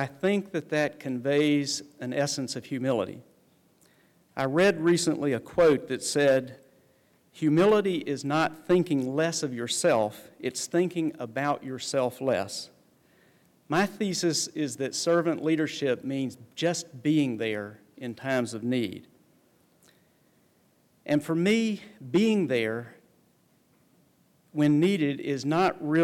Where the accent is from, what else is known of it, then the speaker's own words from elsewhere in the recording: the South, United States; I was educated and raised in the South, raised my children here